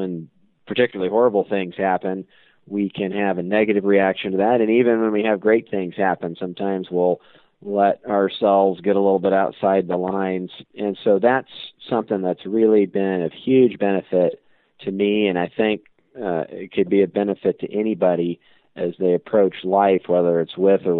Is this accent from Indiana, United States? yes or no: yes; Auburn, Indiana, United States; growing up in Auburn, Indiana, I've always been around collector cars